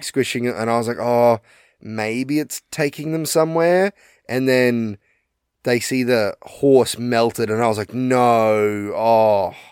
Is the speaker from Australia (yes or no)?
yes; Australia; we're Australian